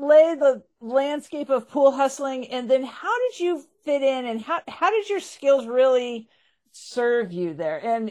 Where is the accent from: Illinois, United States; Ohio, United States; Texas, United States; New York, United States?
Texas, United States; Dallas; I went to Lake Highlands High School.